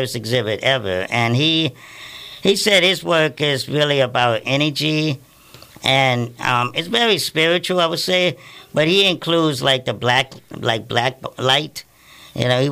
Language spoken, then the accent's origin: English; Plaquemines Parish, Louisiana, United States; also born or lived in New York; now in New Orleans, United States; We grew up in Plaquemines Parish, which is 60, 70 miles south of New Orleans.